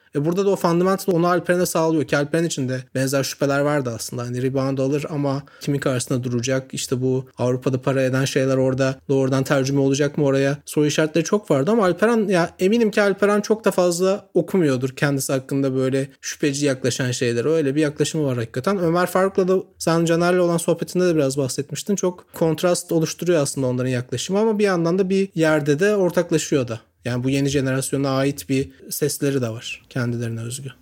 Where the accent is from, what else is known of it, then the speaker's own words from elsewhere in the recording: Çorlu, Tekirdağ, Turkey; bir kasabada büyüdüm işte Çorlu'da